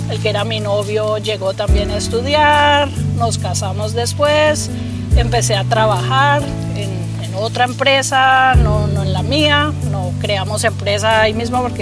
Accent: Colombia; moved away as an adult; now in United States; Yo hice mi carrera de ingeniería en Colombia y vine aquí a hacer eh, estudios avanzados.

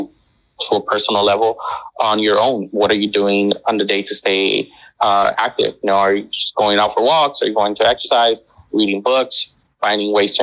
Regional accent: Los Angeles, California, United States; moved away as an adult; now in Beijing, China; I'm from Los Angeles

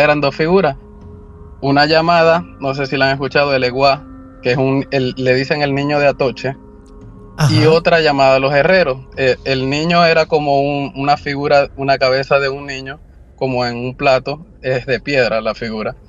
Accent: Maracaibo, Zulia, Venezuela; moved away as an adult; now in California, United States; mediados del 2005-2006 en mi país, Venezuela, específicamente en la ciudad de Maracaibo

